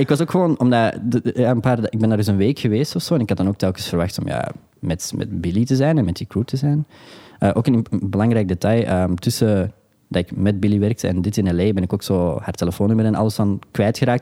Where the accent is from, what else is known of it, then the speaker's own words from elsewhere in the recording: Antwerp, Flanders, Belgium; ik ben een jongen van Antwerpen